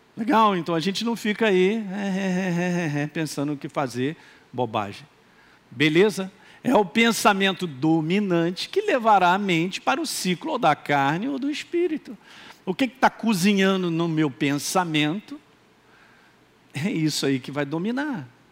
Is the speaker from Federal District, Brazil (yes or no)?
no; Minas Gerais, Brazil; accent: mineiro; agora falei igual mineiro, hein? Eu sou mineiro